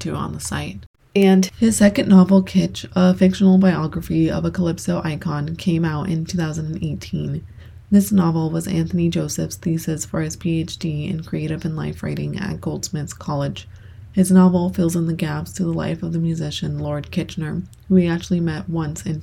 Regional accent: El Salvador; moved away; I was born in El Salvador, and as the years go by, the more I miss it. I do go back and visit

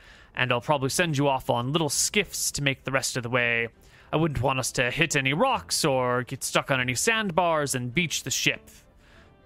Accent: Santa Barbara, California, United States; Santa Barbara is based off of my hometown, Santa Barbara. It's a real world in California

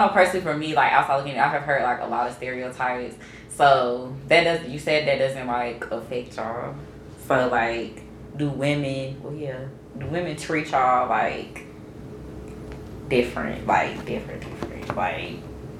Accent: Greensboro, North Carolina, United States; I'm from Greensboro

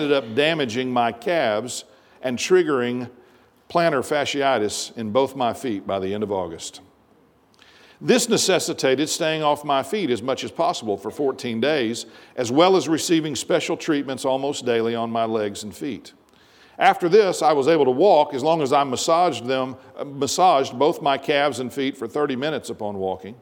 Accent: United States; our experience as American Christians

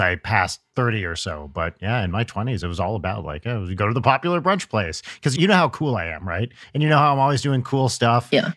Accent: New Jersey, United States; I grew up in Jersey where the coast is pretty close

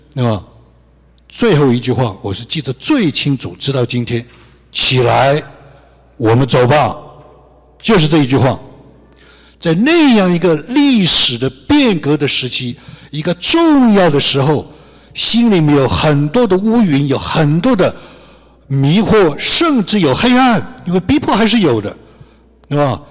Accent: China; 我们中国人

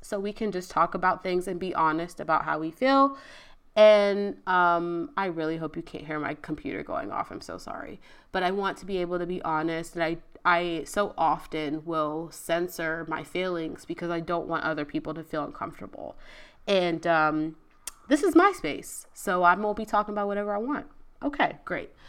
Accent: Virginia, United States; moved away as an adult; now in Houston, United States; I moved to Houston. I'm from Virginia.

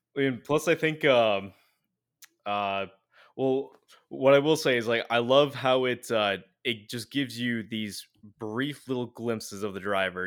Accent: United States; We're we're too American

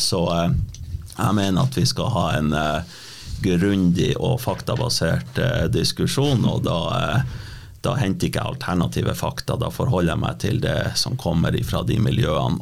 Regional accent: Sør-Varanger, Finnmark, Norway; now in Vestre Jakobselv, Norway; Født og oppvokst i Sør-Varanger, bor nå i Vestre Jakobselv, ei en fin lita bygd i Vadsø kommune.

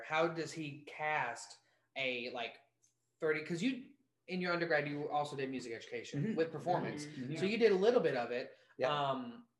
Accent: Macon, Georgia, United States; I'm from Macon.

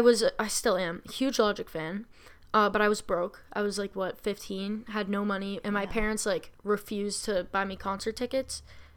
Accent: Massachusetts, United States; I'm from Massachusetts.

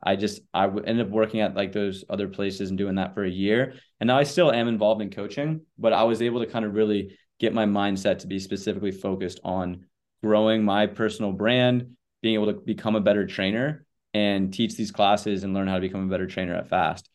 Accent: Charlotte, North Carolina, United States; moved away as an adult; also born or lived in Connecticut; now in Charleston, United States; I grew up in Charlotte, North Carolina.

